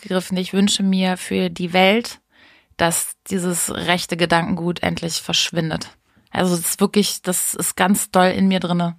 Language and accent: German; Hameln, Lower Saxony, Germany; bei uns in Hameln